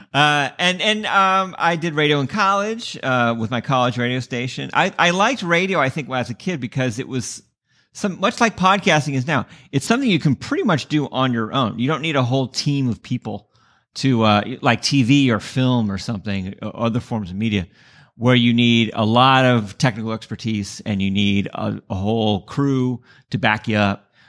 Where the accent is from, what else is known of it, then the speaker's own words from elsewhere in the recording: San Diego, California, United States; moved away; also born or lived in Bay Area, California; I grew up in San Diego